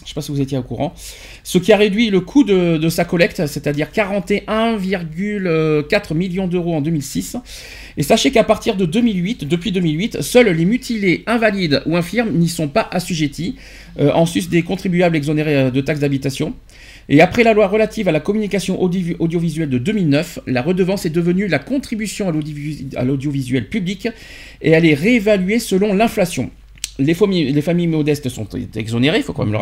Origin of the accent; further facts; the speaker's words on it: France; chez nous en France